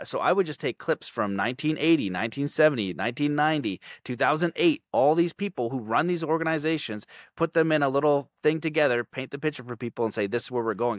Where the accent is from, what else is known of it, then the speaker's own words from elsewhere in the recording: Canada; I'm Canadian